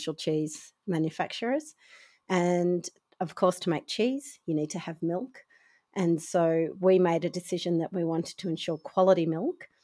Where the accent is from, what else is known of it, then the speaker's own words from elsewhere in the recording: Copping, Tasmania, Australia; I am from Tasmania, a little town called Copping.